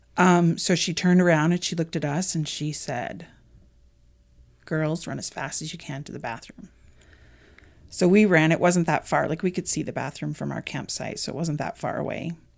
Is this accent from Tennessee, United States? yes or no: no; Connecticut, United States; moved away as an adult; now in Arizona, United States; I was born and raised in Connecticut.